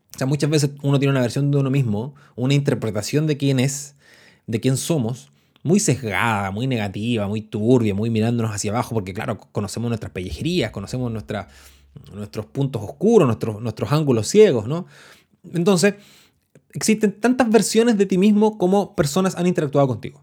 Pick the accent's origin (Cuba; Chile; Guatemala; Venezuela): Chile; los que somos chilenos y que nos hemos dedicado a las ciencias sociales